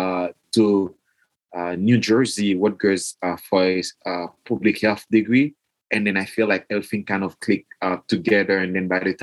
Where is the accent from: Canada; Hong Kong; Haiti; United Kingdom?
Haiti; moved away; also born or lived in Mexico; I grew up in Haiti